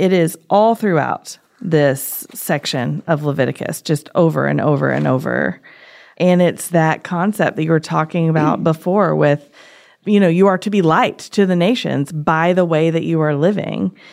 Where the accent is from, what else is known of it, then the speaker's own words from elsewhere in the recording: Tennessee, United States; I'm from Tennessee